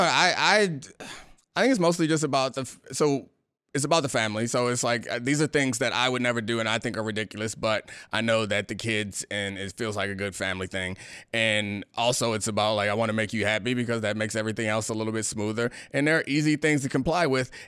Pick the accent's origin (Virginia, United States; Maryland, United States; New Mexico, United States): Maryland, United States; Baltimore; moved away; also born or lived in Washington, D.C. area; I'm from Baltimore, but when I got to D C, or the D C area from Maryland